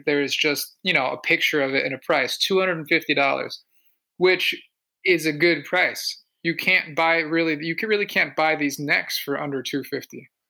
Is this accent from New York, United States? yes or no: no; Connecticut, United States; I'm from Connecticut